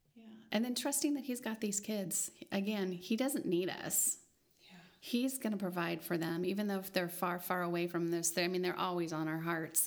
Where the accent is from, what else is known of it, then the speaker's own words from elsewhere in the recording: United States; we as American Christians